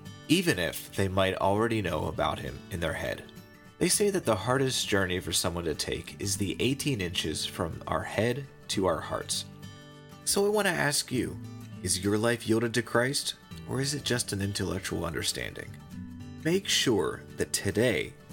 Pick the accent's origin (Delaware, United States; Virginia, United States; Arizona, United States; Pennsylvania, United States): Pennsylvania, United States; Pittsburgh; I'm from Pittsburgh